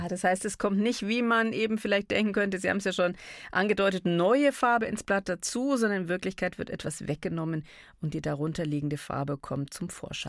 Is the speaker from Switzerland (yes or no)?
no; Bavaria, Germany; bei uns in Bayern